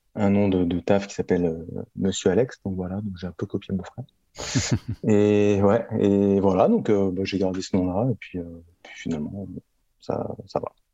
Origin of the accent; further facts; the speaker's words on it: Paris, Île-de-France, France; Je suis né à Paris, j'ai grandi à Paris.